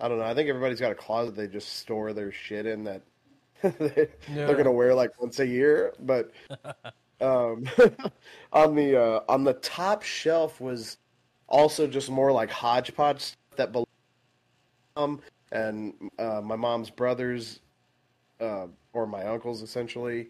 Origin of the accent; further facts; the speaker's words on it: Midland, Texas, United States; now in Dallas, United States; I grew up in Midland for I lived there until like 2012, and then I moved to Dallas.